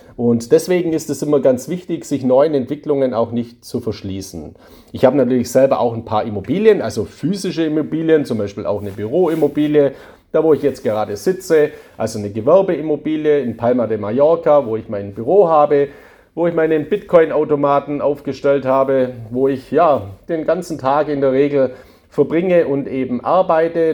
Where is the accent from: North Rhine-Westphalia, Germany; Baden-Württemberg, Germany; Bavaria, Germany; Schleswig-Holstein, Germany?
Baden-Württemberg, Germany; Swabia; accent: Swabian; Ich bin ja ein Schwabe, hört man ja auch an meiner Stimme.